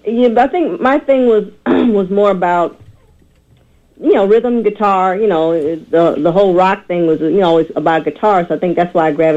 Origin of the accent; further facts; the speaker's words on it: Chicago, Illinois, United States; now in Los Angeles, United States; Actually, I'm originally from Chicago.